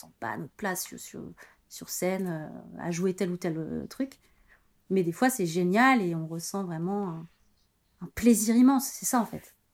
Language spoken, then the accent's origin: French; Angers, Pays de la Loire, France; also born or lived in Paris / Brussels / Aix-en-Provence; Ouais, je suis d'Angers, ouais. Et après, j'avais été, j'ai, habité Paris, Bruxelles, Aix-en-Provence. donc, j'ai beaucoup, enfin, j'ai pas mal bougé.